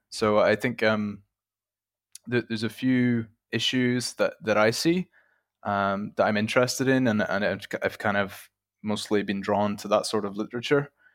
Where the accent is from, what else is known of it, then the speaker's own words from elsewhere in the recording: Ireland; moved away as an adult; now in Czech Republic; I'm originally from Ireland, uh, but I currently work and have worked in the Czech Republic for about four years now